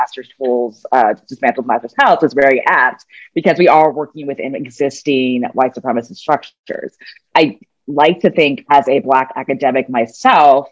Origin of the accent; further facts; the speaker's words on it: United States; as an American, as a U.S. citizen